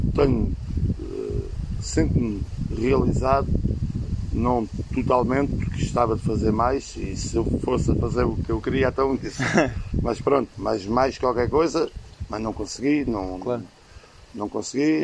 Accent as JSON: {"language": "Portuguese", "country": "Portugal", "tie": "born or raised there", "said": "Eu sou da de Baixo"}